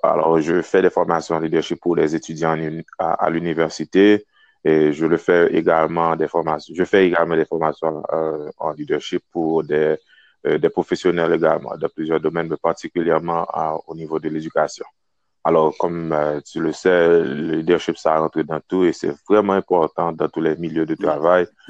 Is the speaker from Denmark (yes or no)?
no; Kenscoff, Ouest, Haiti; moved away as an adult; now in Wisconsin, United States; je suis né, je grandis en Haïti jusqu'à l'âge de 19 ans